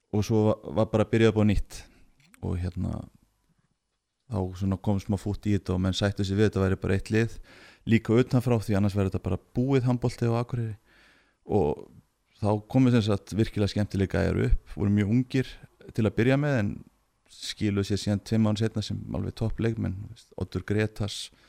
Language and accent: Icelandic; Akureyri, Northeastern Region, Iceland; moved away as an adult; also born or lived in Göppingen; kem frá Akureyri